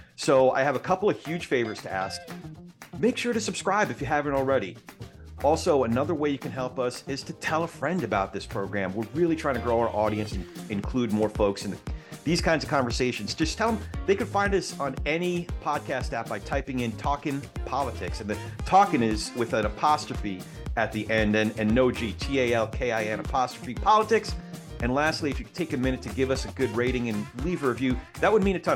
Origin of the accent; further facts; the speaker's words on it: New York City, New York, United States; I grew up in the New York theater scene